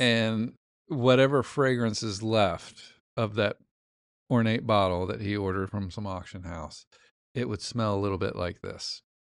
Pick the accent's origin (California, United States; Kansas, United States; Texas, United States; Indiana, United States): Indiana, United States; I'm from Indiana.